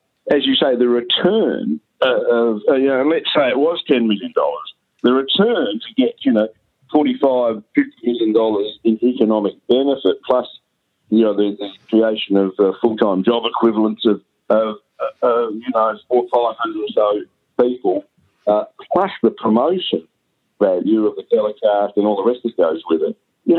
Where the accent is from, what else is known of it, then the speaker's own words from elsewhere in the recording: Adelaide, South Australia, Australia; born there; also born or lived in Melbourne / Brisbane / Perth; But I was born in Adelaide, and, I mean, Adelaide has been known as a bit of a sleepy village